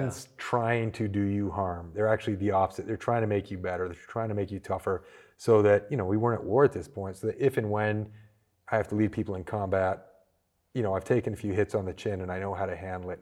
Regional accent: small town near Toronto, Ontario, Canada; moved away as an adult; also born or lived in Georgia, United States / North Carolina, United States; now in United States; I was born small town Canada, um, not too far from Toronto

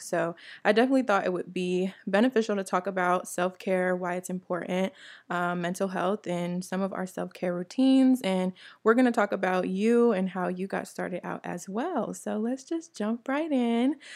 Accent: New Jersey, United States; moved away; also born or lived in Atlanta, Georgia; I, I'm from New Jersey originally

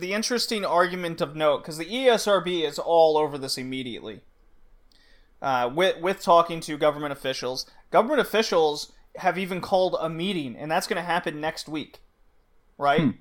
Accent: Texas, United States; growing up in Texas

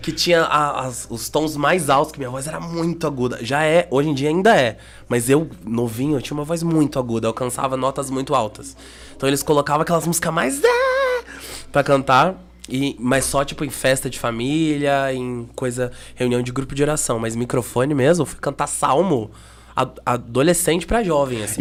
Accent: Curitiba, Paraná, Brazil; eu sou natural de Curitiba

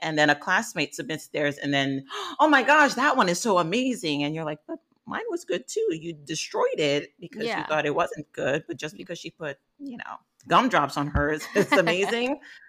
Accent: New York, United States; now in Los Angeles, United States; As a New Yorker, when I tell you coming out here to LA, it was a struggle to find good pizza like I know from back home.

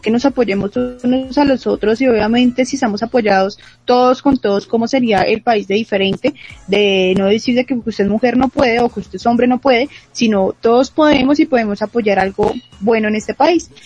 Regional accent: Bogotá, Colombia; a nosotros como bogotanos

